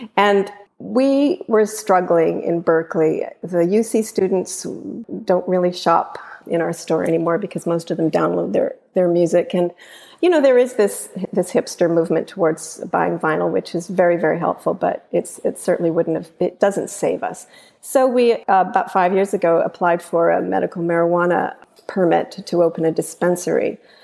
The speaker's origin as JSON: {"language": "English", "country": "Canada", "moved": "yes", "lives_now": "United States", "said": "I'm Canadian"}